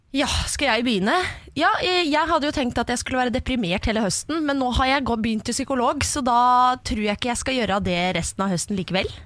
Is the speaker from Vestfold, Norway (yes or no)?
yes; Horten side, Vestfold, Norway; Jeg er fra Vestfold.